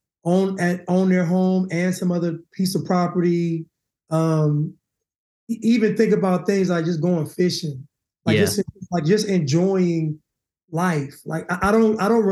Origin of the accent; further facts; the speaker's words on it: Sacramento, California, United States; When I was growing up, I'm from Sacramento, California.